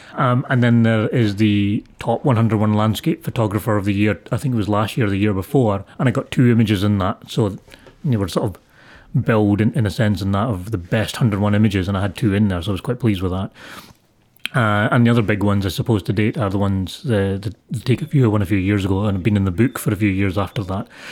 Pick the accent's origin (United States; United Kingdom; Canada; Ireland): United Kingdom; Scotland; I'm Scottish. I was born here. Everything I know is this